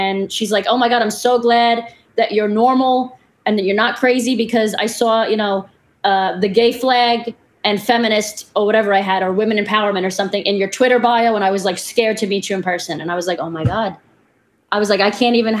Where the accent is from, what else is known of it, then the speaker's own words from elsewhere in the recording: New York City, New York, United States; also born or lived in Florida; I'm from Brooklyn.